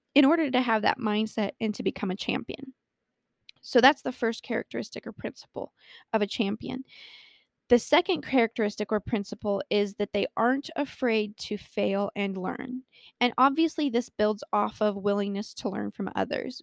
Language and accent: English; Colorado, United States; born or raised there